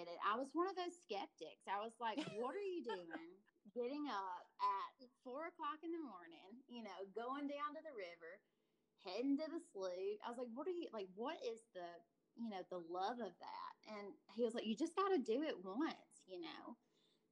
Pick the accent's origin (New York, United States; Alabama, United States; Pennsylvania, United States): Alabama, United States; accent: Southern; now in Montana, United States; my accent lets you know I'm probably from the South. I'm from Alabama, but now I'm currently living in Montana